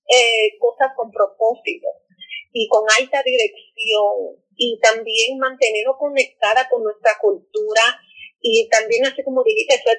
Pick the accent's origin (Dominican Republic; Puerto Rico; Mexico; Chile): Dominican Republic; moved away as an adult; also born or lived in New York / Santo Domingo / North Carolina; now in United States; yo estoy debajo de afro latina porque soy una morenita, pero soy latina y soy dominicana.